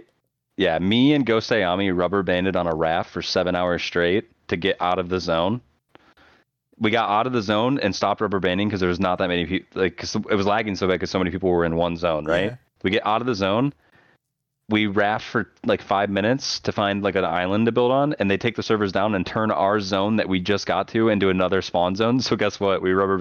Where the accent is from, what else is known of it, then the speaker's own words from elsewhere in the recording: Battle Creek, Michigan, United States; I guess it would be the casino, the fucking casino that's not even in Battle Creek.